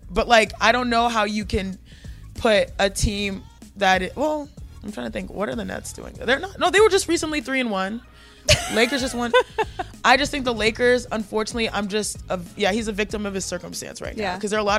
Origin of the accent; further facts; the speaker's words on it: Houston, Texas, United States; I'm from Houston. Okay. Grew up in Houston.